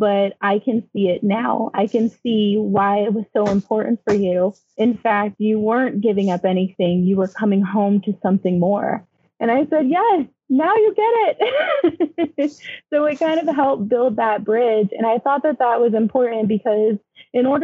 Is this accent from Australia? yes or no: no; United States; also born or lived in Connecticut / New York; I'm a Mojave girl